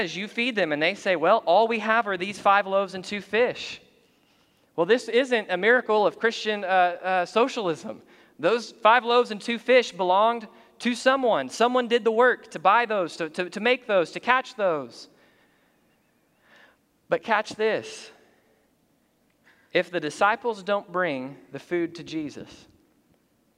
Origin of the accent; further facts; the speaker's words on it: United States; we're American by physical citizenship